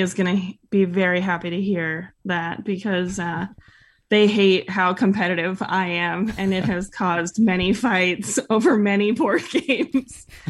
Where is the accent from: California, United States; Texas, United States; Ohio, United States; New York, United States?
California, United States; Northern; moved away as an adult; also born or lived in San Francisco; now in Utah, United States; growing up in Northern California